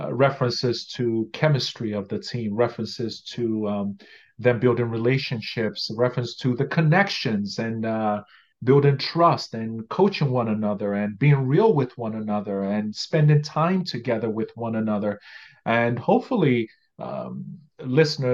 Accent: Nigeria; moved away as an adult; now in Canada; Growing up in Nigeria

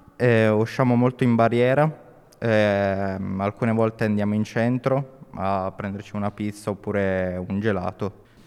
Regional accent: Turin, Piedmont, Italy; il mio posto del cuore è i giardini di Peppino Impastato a Torino, um, vicino all'ospedale Giovanni Bosco, dove ho passato la mia infanzia

